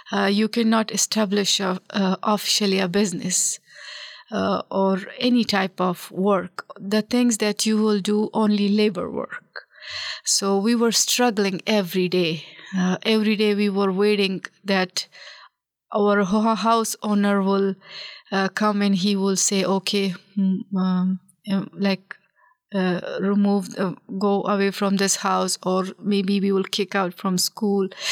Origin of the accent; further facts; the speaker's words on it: Pakistan; moved away as an adult; also born or lived in Kabul, Afghanistan; now in Nebraska, United States; I was born in the Kabul, the capital of Afghanistan. So, because of the civil war at that time, and my father was uh, in a government official, my family moved to Pakistan as a refugee, and we spent more than a decade there as a refugees.